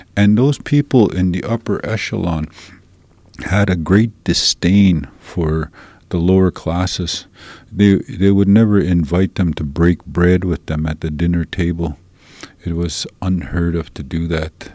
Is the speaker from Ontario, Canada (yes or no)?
no; Saddle Lake, Alberta, Canada; also born or lived in St. Paul, Alberta; now in Edmonton, Canada; I come from uh, I come from Saddle Lake